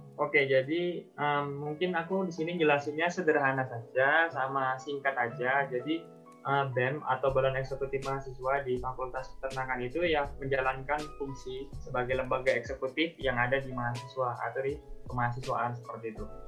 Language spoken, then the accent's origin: Indonesian; Labuhanbatu, North Sumatra, Indonesia; now in Yogyakarta, Indonesia; asal saya itu memang dari Sumatera Utara, tepatnya dari suatu oh, daerah yang okay. namanya Labuan Batu